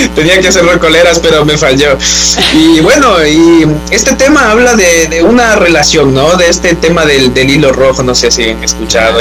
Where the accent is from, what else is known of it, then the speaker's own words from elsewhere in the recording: Quito, Pichincha, Ecuador; moved away as an adult; now in Barcelona, Spain; yo soy quiteño